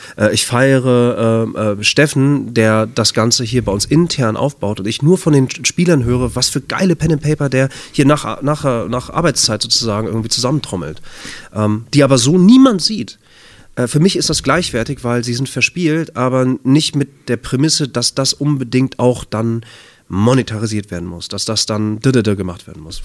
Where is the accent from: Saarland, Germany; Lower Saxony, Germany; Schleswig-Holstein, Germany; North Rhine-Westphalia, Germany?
North Rhine-Westphalia, Germany; Bad Oeynhausen; in Bad Oeynhausen. Kleiner Kurort, äh, nördliches Nordrhein-Westfalen. Das ist meine Heimat, da bin ich aufgewachsen